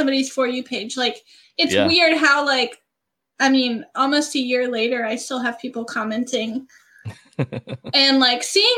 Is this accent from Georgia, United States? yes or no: yes; small town in Georgia, United States; I grew up in a small town in Georgia. That's where I'm from.